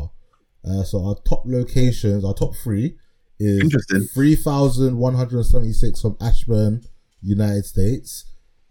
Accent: Ghana; I am a Ghanaian

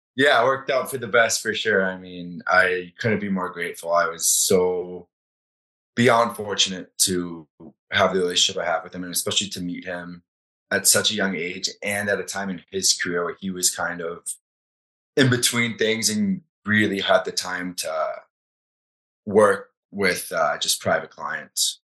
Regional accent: Florida, United States; now in Calgary, Canada; growing up in Florida, there's not a ton of hockey.

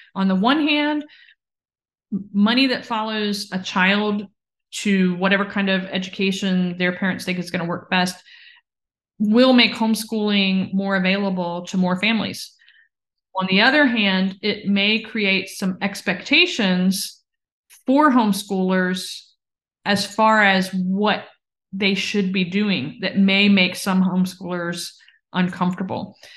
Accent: Virginia, United States; my home state of Virginia

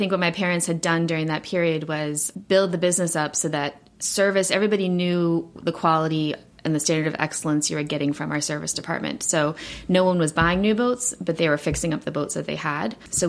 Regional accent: South Africa; now in United States; So we're originally from South Africa, my family, and I started sailing probably when I was about 8 years old.

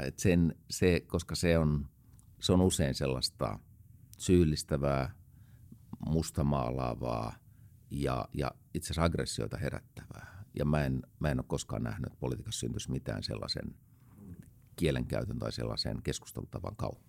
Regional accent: Helsinki, Uusimaa, Finland; mä olen itse helsinkiläinen

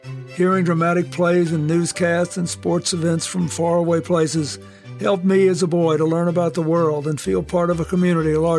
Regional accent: Arkansas, United States; Growing up in Arkansas after World War II

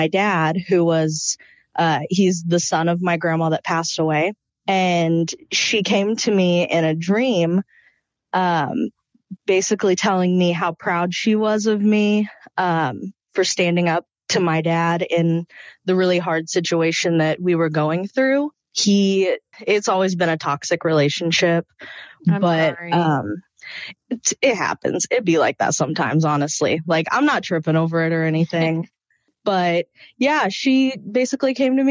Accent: Midwest, United States; I'm from the Midwest

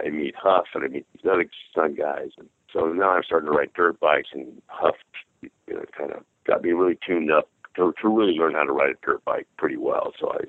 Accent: San Diego, California, United States; as a kid growing up in San Diego, we were fight fans. I used to see him fight on TV.

